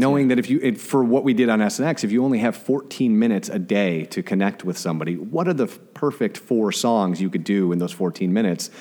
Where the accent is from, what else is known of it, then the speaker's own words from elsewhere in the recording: Glenview, Illinois, United States; moved away; I am originally from a city north of Chicago called Glenview